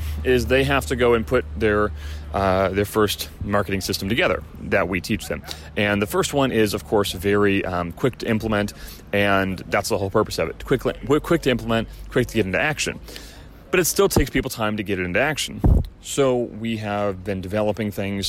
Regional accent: Chicago, Illinois, United States; now in Southern California, United States; I'm from Chicago

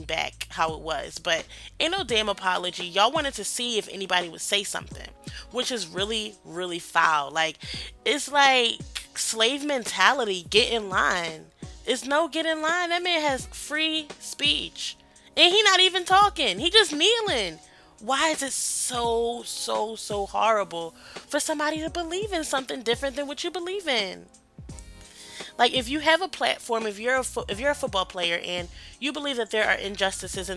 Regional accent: Philadelphia, Pennsylvania, United States; moved away; I'm from Philadelphia

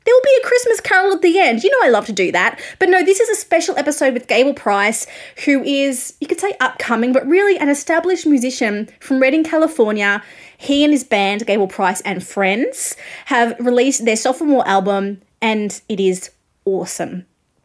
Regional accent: Australia; I am an Australian music journalist

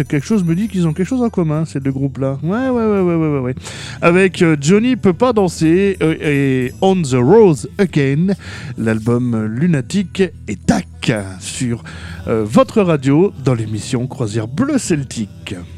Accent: Moselle, Lorraine, Grand Est, France; chez nous en Moselle

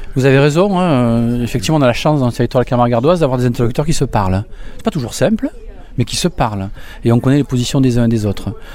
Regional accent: Beaucaire, Occitania, France; Alors moi j'ai grandi à Beaucaire, donc je suis gardois, j'ai grandi à Beaucaire

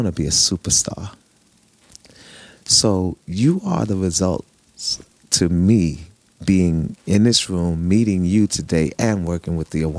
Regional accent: New York City, New York, United States; All my life. I grew up in Harlem. Not only grew up in Harlem, but I was born in Harlem Hospital.

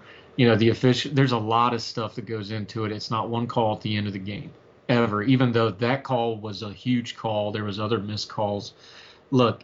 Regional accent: West Virginia, United States; I'm a West Virginia guy

